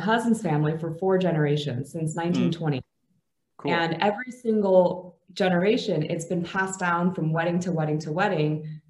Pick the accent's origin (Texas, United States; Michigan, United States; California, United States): California, United States; San Francisco Bay Area; moved away as an adult; also born or lived in Atlanta, Georgia / Los Angeles, California; now in Bulgaria; I was born in Atlanta, Georgia. I moved to California, specifically the Bay Area, at a very young age.